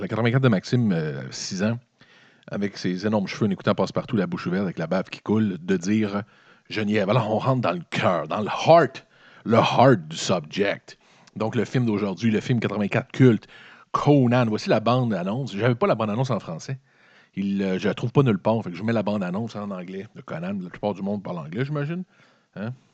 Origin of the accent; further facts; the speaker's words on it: Quebec City, Quebec, Canada; Moi, je viens de la ville de Québec. Donc, mon 84, c'est passé à Québec